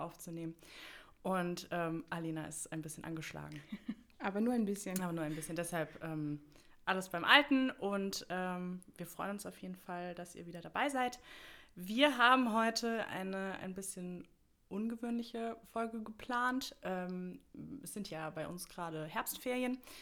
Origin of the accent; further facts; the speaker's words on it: Bad Vilbel, Hesse, Germany; komme aus Bad Vilbel. Das ist direkt äh, nördlich von Frankfurt im schönen Wetteraukreis. Und ähm, genau, da bin ich auch, also da wohne ich im Prinzip schon immer, da bin ich auch aufgewachsen